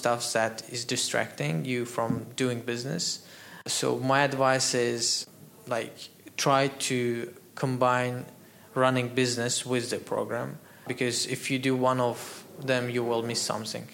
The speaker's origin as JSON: {"language": "English", "country": "Azerbaijan", "moved": "as an adult", "lives_now": "Dubai, United Arab Emirates", "said": "exporting some hardware from here to my home country"}